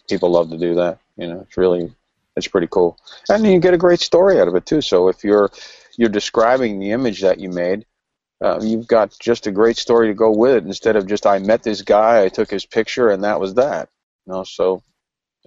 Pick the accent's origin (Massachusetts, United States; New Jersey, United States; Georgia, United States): New Jersey, United States; I'm from New Jersey